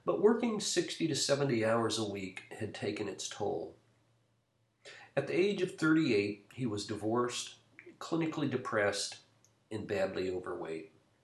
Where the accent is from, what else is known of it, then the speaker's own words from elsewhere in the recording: United States; As Americans